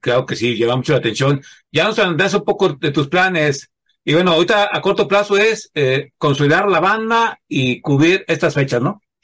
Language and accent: Spanish; central Mexico, Mexico; yo bueno, pues del centro de la República Mexicana